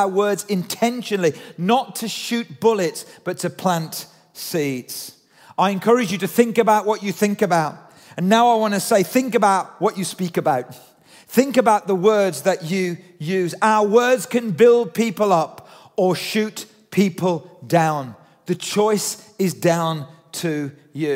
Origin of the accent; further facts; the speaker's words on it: United Kingdom; we're British